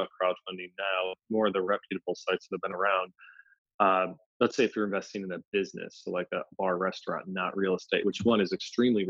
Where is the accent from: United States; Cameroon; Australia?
United States; Philadelphia, Pennsylvania; I'm from Philadelphia